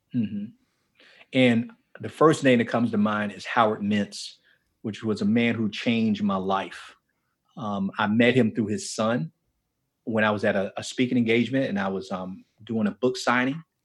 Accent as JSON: {"language": "English", "town": "Miami", "region": "Florida", "country": "United States", "tie": "born or raised there", "moved": "yes", "said": "I grew up in Miami and specifically in a place called Liberty City in Miami."}